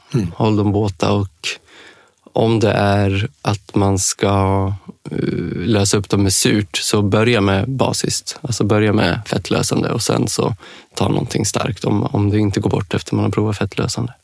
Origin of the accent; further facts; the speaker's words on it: Dalarna County, Sweden; moved away; also born or lived in Denmark; i Dalarna, där jag kommer från från början